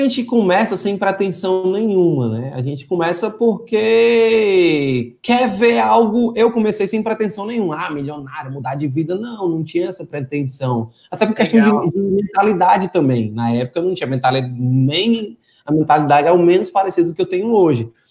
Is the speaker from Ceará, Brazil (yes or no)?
yes; Fortaleza, Ceará, Brazil; moved away as an adult; now in Teresina, Brazil; eu sou de Fortaleza, Ceará, atualmente eu estou morando em Teresina